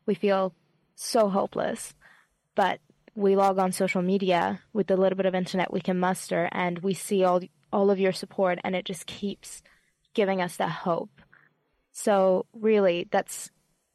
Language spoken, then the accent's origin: English; Iran; now in New Zealand